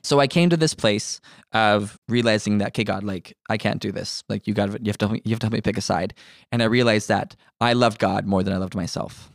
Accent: Ontario, Canada; now in Manitoba, Canada; my whole life, I was surrounded by Christians until we moved from Ontario to Manitoba.

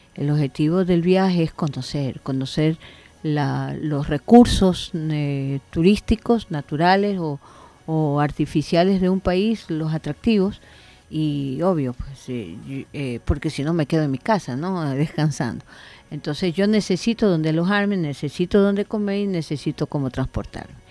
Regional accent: Ecuador; Yo creí en mi país

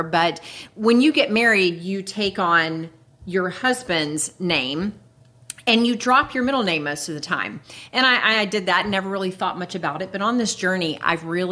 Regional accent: Jacksonville, Florida, United States; now in Lake City, United States; I'm a native Floridian. I was born and raised in Jacksonville

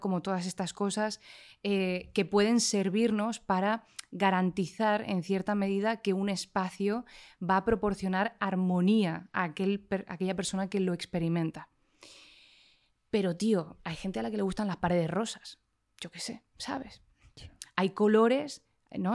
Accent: Canary Islands, Spain; vengo de las Islas Canarias

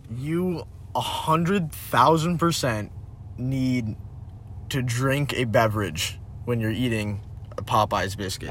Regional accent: Connecticut, United States; I'm from Connecticut in the states

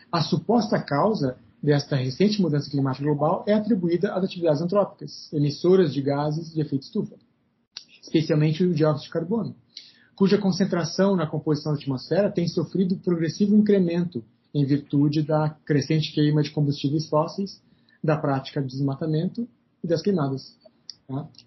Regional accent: South Region, Brazil; now in Brasília, Brazil; mas aqui em Brasília, e de onde eu vim, né, no Sul

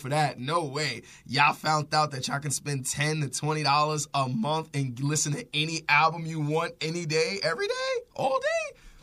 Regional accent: New York City, New York, United States; growing up in Harlem

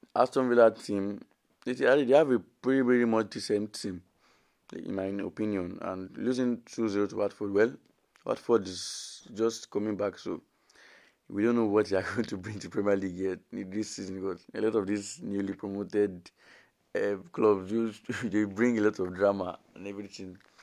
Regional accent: Nigeria; as a Nigerian

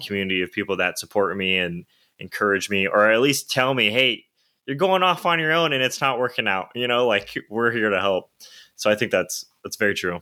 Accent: Victorville, California, United States; growing up in Victorville

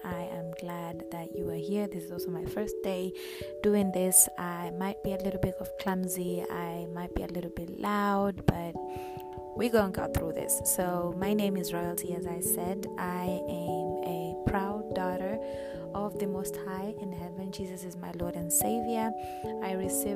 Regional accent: Kenya; I am Kenyan. I was born and raised in Kenya

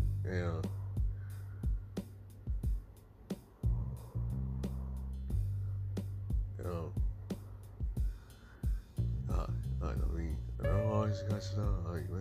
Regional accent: Georgia, United States; I'm here from Georgia

